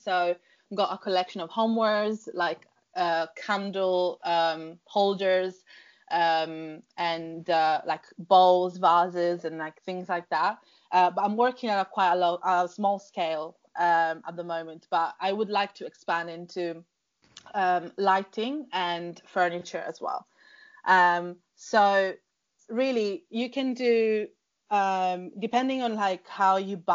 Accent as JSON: {"language": "English", "region": "Sicily", "country": "Italy", "tie": "born or raised there", "also_born_or_lived": "London", "moved": "as an adult", "said": "I grew up in Sicily, in Italy"}